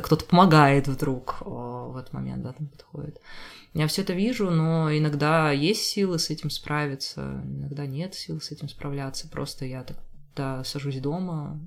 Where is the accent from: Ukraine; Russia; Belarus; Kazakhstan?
Russia; Rubtsovsk, Altai Krai; now in Saint Petersburg, Russia; я из Рубцовска, Рубцовск маленький город в Алтайском крае.